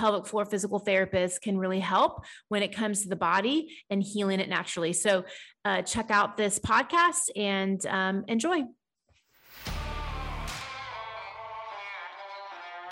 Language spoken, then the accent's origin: English; Dallas, Texas, United States; I grew up in Dallas